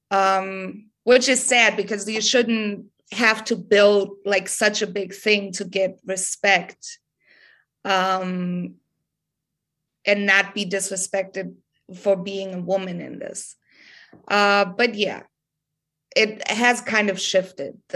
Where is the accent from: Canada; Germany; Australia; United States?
Germany; English is a second language; because all these hip hop heads where I'm from, uh, like in my hometown, every show I would go to, it's all white kids, right? It's all German kids.